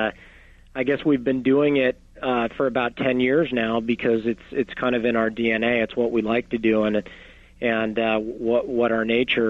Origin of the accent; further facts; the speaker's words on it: Los Angeles, California, United States; I was born and raised in Los Angeles